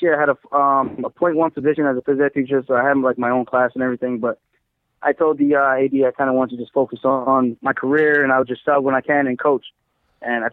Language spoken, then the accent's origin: English; Uniondale, New York, United States; I grew up in Long Island, Uniondale